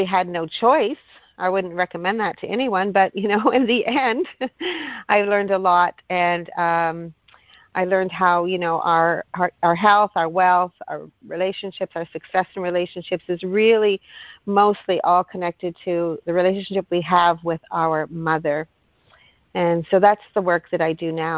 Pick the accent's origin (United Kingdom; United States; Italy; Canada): Canada; Thunder Bay, Ontario; now in Hamilton, Canada; I'm from Thunder Bay, Ontario. So I've actually been here longer than I am from my hometown